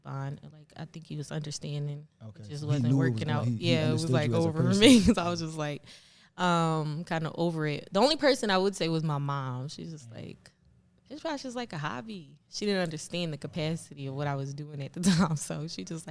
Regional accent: Philadelphia, Pennsylvania, United States; I'm from North Philly

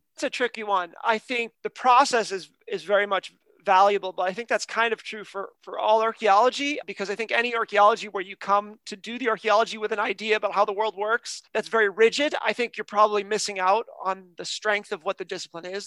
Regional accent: United States; now in Canada; I'm from America. I live in Canada now

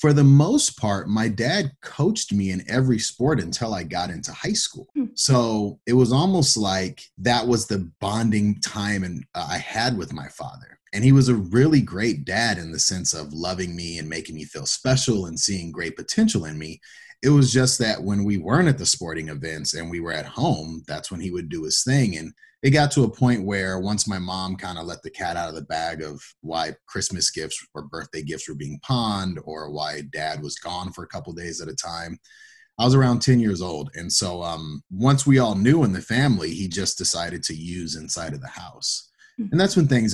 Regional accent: Pasadena, California, United States; moved away as an adult; also born or lived in Iowa; I was born and raised in Pasadena, California.

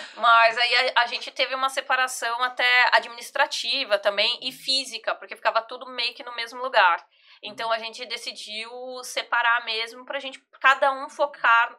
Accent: São Paulo, Brazil; eu sou de São Paulo, e eu jogava lá na Devira

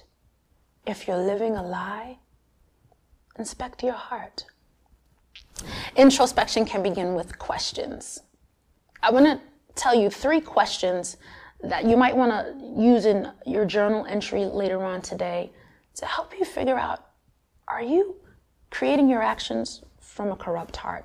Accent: Long Island, New York, United States; I grew up in Long Island as a Girl Scout, playing the saxophone in the band

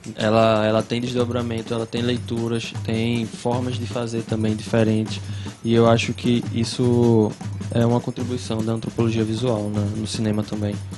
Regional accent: Vitória de Santo Antão, Pernambuco, Brazil; Lagoa Redonda, que também nem existe mais o bairro onde eu cresci

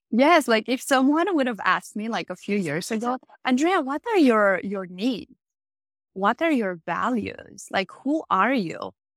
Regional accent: Romania; I grew up Catholic in Romania

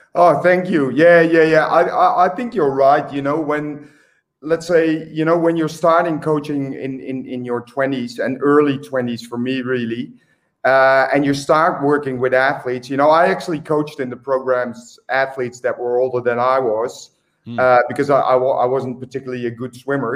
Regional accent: Eindhoven, North Brabant, Netherlands; moved away as an adult; also born or lived in Australia; my hometown, which is Eindhoven

